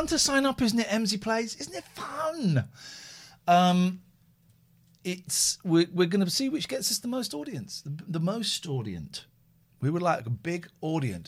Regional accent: United Kingdom; we are British

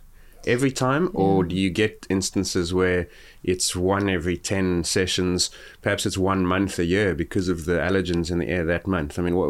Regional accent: Gauteng, South Africa; because I grew up near Johannesburg where it's considerably colder than Cape Town

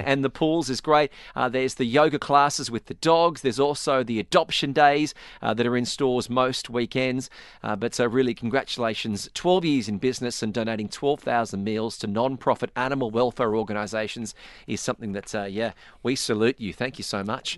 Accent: Australia; moved away; growing up in Australia

